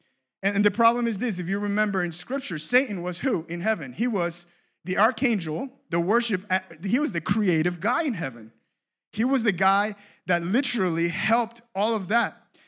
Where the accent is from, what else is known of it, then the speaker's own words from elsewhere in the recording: Cape Coral, Florida, United States; But I grew up in Cape Coral.